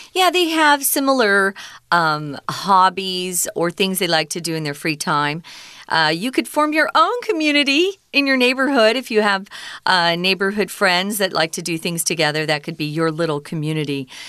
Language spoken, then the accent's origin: English; United States; growing up in America